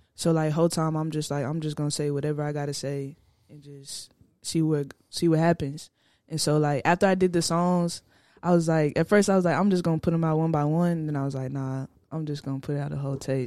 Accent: Fort Worth, Texas, United States; I'm from Fort Worth

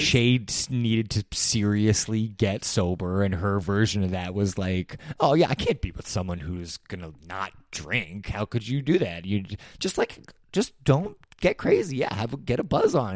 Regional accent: New York City, New York, United States; I grew up in New York City

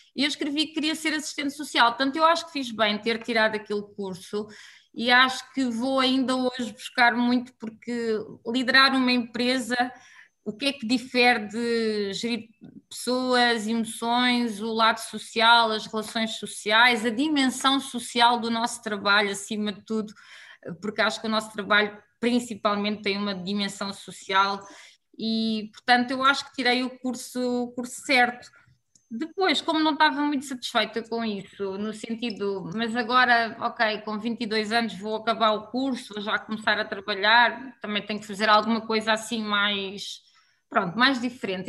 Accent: Alcobaça, Centro, Portugal; moved away as an adult; also born or lived in Poland; now in Angola; sou, sou, sou de Portugal, não é? E já estou cá há, há muito tempo, portanto acho que também já sou assim uma mistura daquilo que tem sido o meu percurso Somos de Alcobaça

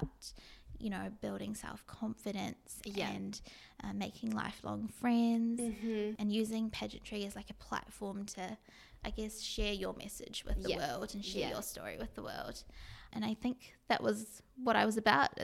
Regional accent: New Zealand; living in New Zealand, growing up in New Zealand

